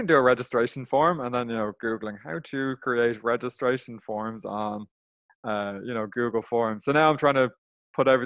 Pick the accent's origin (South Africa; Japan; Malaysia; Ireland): Ireland; as an Irish person